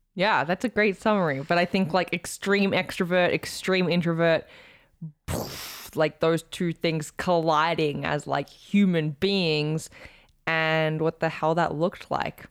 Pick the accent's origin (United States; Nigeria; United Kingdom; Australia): Australia; as an Aussie